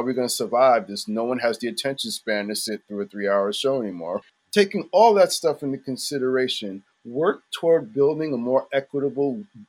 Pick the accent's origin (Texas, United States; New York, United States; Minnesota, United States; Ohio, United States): New York, United States; New York City; I grew up actually near Henry Street Settlement. It was a few blocks from me